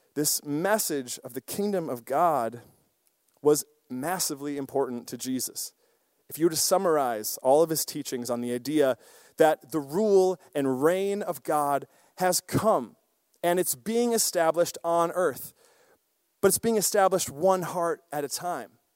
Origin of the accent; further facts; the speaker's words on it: Osseo, Wisconsin, United States; I grew up in a small town, Osseo, Wisconsin